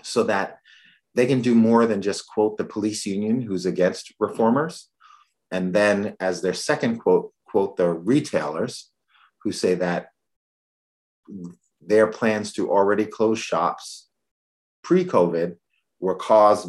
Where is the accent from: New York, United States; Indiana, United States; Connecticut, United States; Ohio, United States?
New York, United States; New York City; moved away; I'm originally from the Bronx